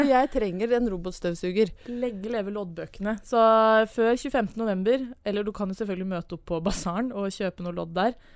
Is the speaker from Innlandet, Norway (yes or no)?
yes; Brøttum, Innlandet, Norway